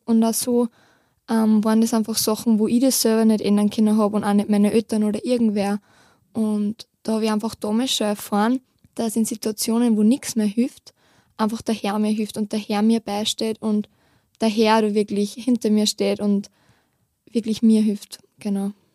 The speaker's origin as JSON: {"language": "German", "area": "near Steyr", "region": "Upper Austria", "country": "Austria", "said": "ich komme aus der Nähe von Steyr"}